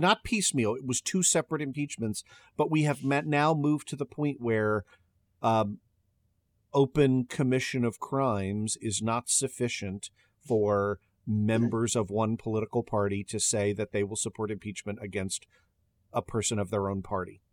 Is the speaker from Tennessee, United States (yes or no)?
no; Maryland, United States; my home state of Maryland